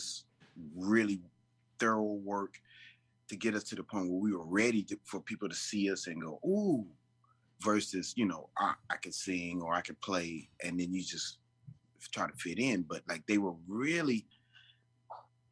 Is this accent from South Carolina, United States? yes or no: no; Long Beach, California, United States; born or raised there; also born or lived in Clarksdale, Mississippi